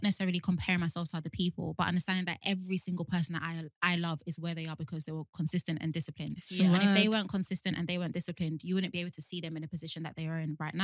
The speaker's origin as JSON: {"language": "English", "country": "Nigeria", "said": "as a Nigerian"}